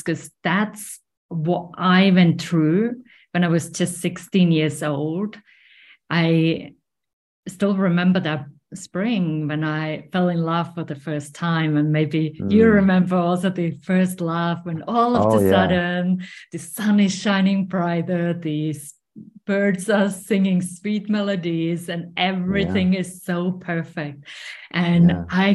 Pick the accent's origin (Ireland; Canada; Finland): Finland; moved away; I was growing up in Finland. So if you wondered where this accent is from, that's where I'm from.